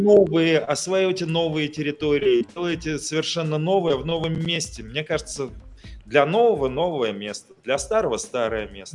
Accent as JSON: {"language": "Russian", "town": "Ufa", "region": "Bashkortostan", "country": "Russia", "said": "как уфимец с почти 50-летним стажем"}